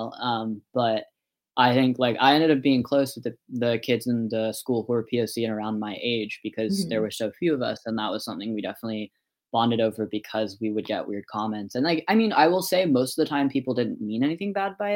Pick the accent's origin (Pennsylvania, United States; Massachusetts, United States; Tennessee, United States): Massachusetts, United States; also born or lived in Guangdong, China / Hunan, China; I grew up in Massachusetts.